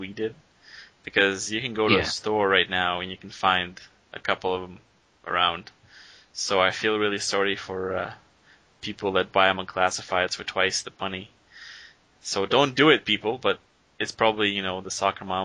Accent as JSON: {"language": "English", "country": "Russia", "said": "I'm from Europe"}